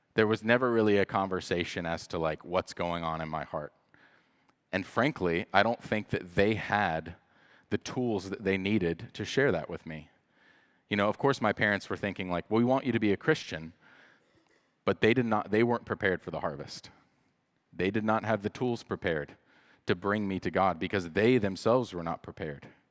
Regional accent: the Bible Belt, United States; I grew up in the Bible Belt

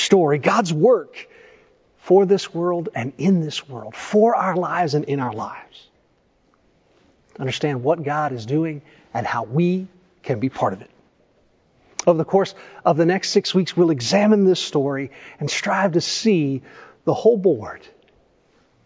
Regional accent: East Tennessee, United States; I grew up in East Tennessee.

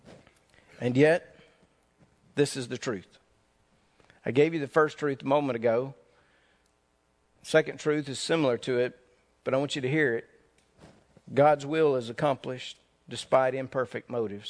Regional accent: North Mississippi, United States; moved away; I grew up in Mississippi. We didn't have much entertainment around in North Mississippi when I grew up.

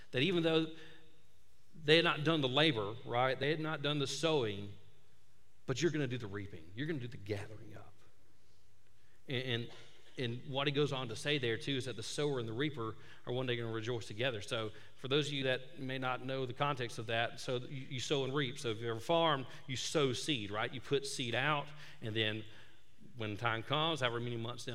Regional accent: Tuscaloosa, Alabama, United States; moved away; I'm from Tuscaloosa, grew up there

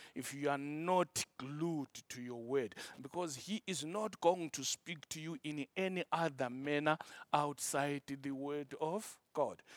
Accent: Zimbabwe; my country, Zimbabwe

